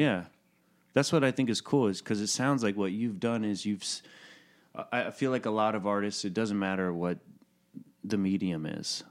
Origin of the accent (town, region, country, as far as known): Chattanooga, Tennessee, United States